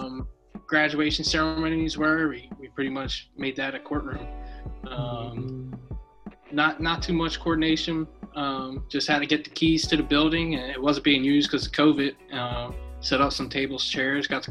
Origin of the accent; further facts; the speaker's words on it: East Lansdowne, Pennsylvania, United States; moved away; I'm from Philadelphia, Pennsylvania, specifically East Lansdowne, which is about 5 minutes from West Philadelphia